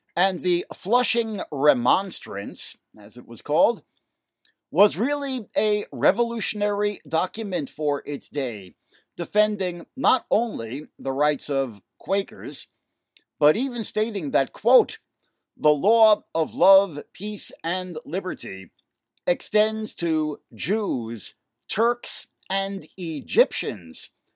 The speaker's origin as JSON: {"language": "English", "town": "New York City", "region": "New York", "country": "United States", "tie": "born or raised there", "also_born_or_lived": "Manhattan, New York", "said": "my hometown of Queens, New York"}